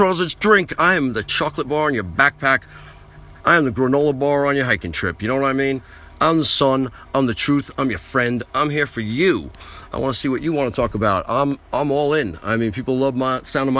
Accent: United States; I am an American

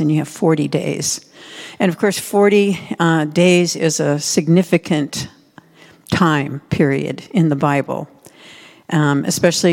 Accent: Midwest, United States; when I was growing up in the Midwest

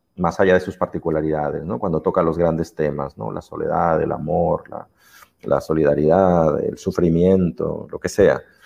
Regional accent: Jalisco, Mexico; moved away as an adult; also born or lived in Guadalajara, Mexico / Xalapa, Veracruz, Mexico / Brazil; now in Barcelona, Spain; soy un mexicano que vive en Barcelona

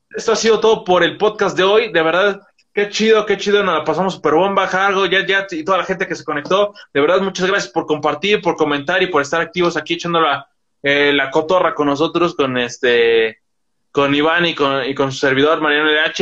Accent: Toluca, State of Mexico, Mexico; yo soy, yo soy del Estado de México, de Toluca

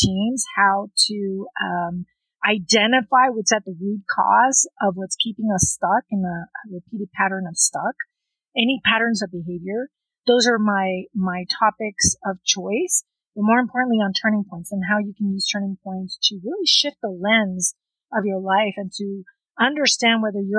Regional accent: South Texas, United States; also born or lived in Lyon, France; They raised us in South Texas

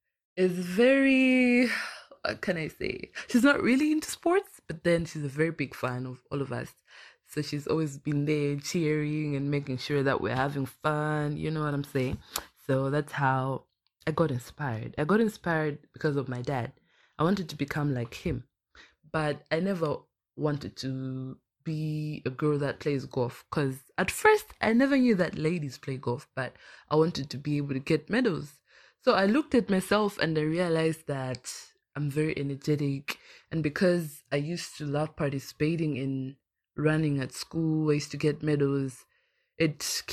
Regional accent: Blantyre, Southern Region, Malawi; I'm from Blantyre, Malawi

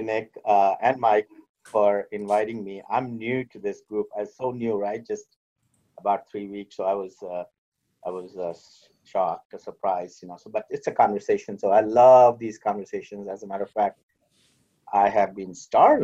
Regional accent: India; born or raised there; moved away; also born or lived in United States

